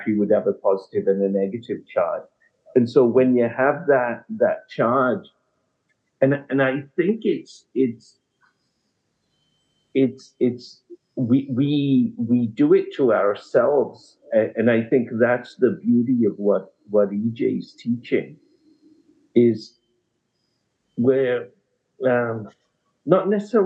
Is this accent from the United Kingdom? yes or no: yes; England, United Kingdom; now in Canada; when I was growing up in England